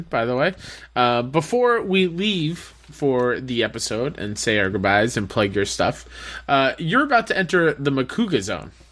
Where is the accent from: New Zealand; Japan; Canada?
Canada; Like, oh, I, am I'm, I'm Canadian.